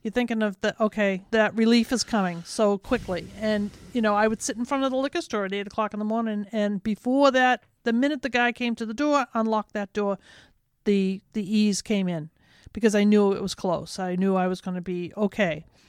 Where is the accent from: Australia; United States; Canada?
United States; Medford; I grew up in Medford